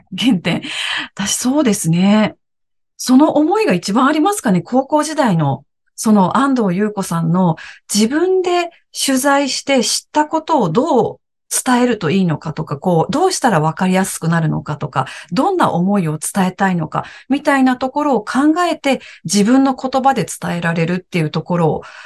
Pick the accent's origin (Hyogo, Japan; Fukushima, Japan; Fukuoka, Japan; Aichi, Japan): Aichi, Japan; moved away as an adult; also born or lived in Morioka, Iwate / Tokyo; 私は愛知県出身で、今もですね、名古屋に住んでいます。